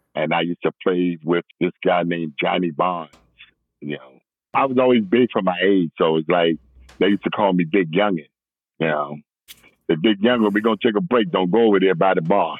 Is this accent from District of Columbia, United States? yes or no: yes; Washington, District of Columbia, United States; I grew up in Northwest, you know, from like an infant on up to about 11. And from 11 on, we moved to Southeast